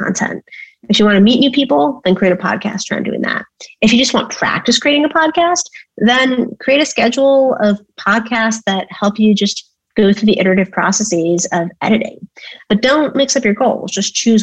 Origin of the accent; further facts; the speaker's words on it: Bay Area, California, United States; moved away as an adult; also born or lived in Cambridge; I grew up in the Bay Area